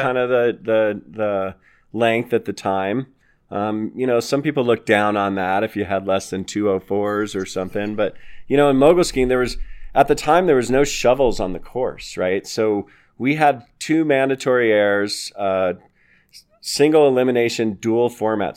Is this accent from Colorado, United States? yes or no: yes; Littleton, Colorado, United States; I grew up here in Littleton, Colorado, and I was raised by a fanatic skier, single mom who loved to ski.